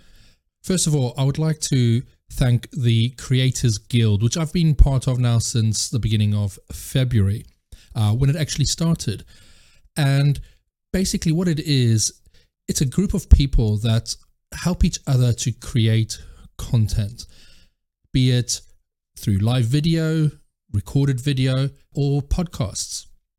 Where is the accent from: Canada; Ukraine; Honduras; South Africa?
South Africa; also born or lived in France; now in United Kingdom; Well, I'm actually originally from South Africa, and I've now lived in South Africa, France, and the UK.